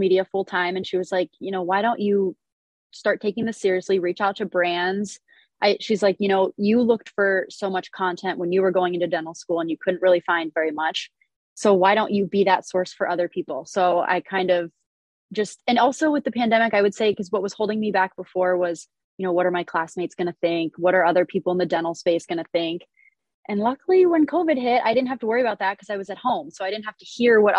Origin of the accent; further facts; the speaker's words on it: Erie, Pennsylvania, United States; moved away as an adult; now in Buffalo, United States; I'm originally from Erie, PA. I've been in Buffalo for the past 8 years